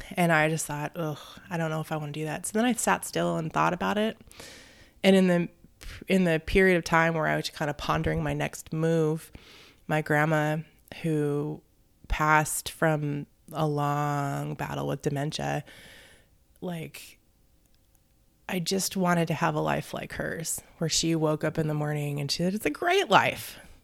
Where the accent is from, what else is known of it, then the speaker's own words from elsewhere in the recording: Tukwila, Washington, United States; I grew up in Tukwila.